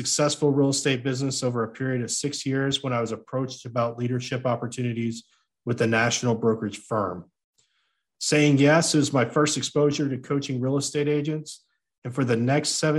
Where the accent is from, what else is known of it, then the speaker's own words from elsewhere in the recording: United States; I am an American